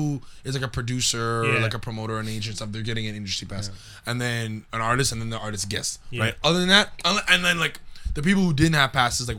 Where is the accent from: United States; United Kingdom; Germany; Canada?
Canada; Montreal, Quebec; I'm from Montreal, I'm a comic.